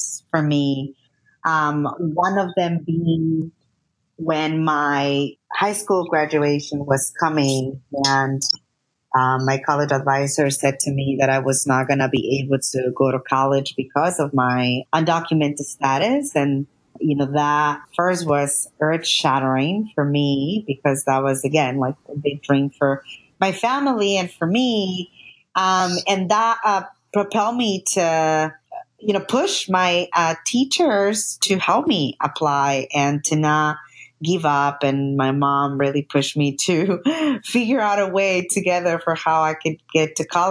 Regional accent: New York City, New York, United States; I grew up undocumented in New York

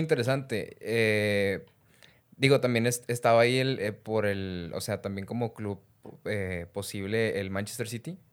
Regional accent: Mexico; nosotros como, como, mexicanos

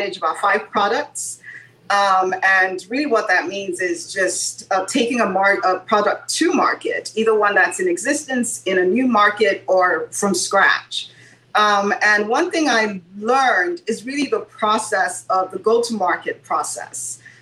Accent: Nigeria; moved away as an adult; now in United States; growing up in Nigeria

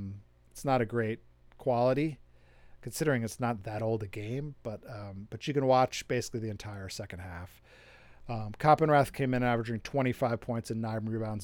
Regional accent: South Burlington, Vermont, United States; My interest in the game is that I'm from Vermont. I'm from South Burlington, which is the town just next to Burlington where University of Vermont is.

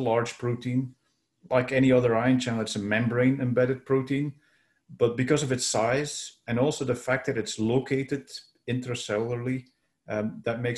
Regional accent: Belgium; moved away as an adult; also born or lived in San Francisco, United States / Ghent, Belgium; now in Vancouver, Canada; so I was born in Belgium. And that's where I did my earlier studies

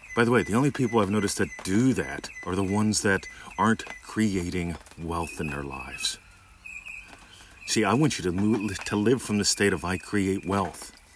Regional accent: Pittsburgh, Pennsylvania, United States; moved away as an adult; now in Australia; how would I see my hometown if I went there visiting it? Because I'm a citizen of Australia now. How would I see the Pittsburgh airport visiting it

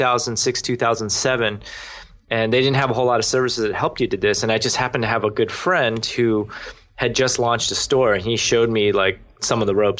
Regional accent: Maryland, United States; I grew up in Maryland

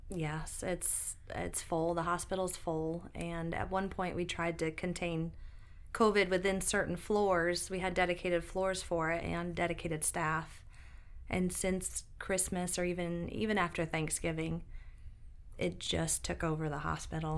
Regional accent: Binghamton, New York, United States; moved away as an adult; now in Greenville, United States; I grew up in Binghamton, New York, which is upstate

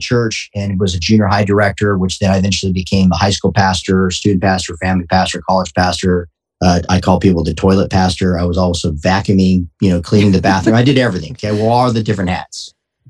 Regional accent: Tucson, Arizona, United States; I am born and raised in not Tucson, okay, Tucson, Arizona

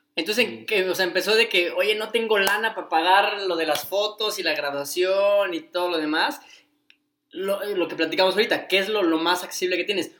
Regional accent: Cuernavaca, Morelos, Mexico; en Cuernavaca, en la ciudad en la que hemos crecido

